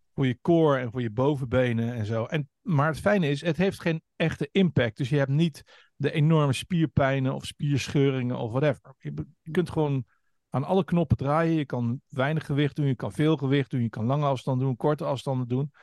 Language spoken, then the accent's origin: Dutch; Hengelo, Overijssel, Netherlands; Ik ben geboren in Tukkerland. Siriusstraat ah. 12 in Hengelo